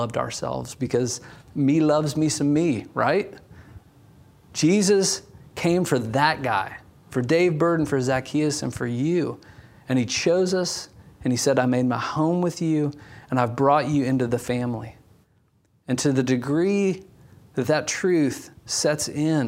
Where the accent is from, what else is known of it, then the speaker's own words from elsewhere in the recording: Indiana, United States; as we drove down the main street of my hometown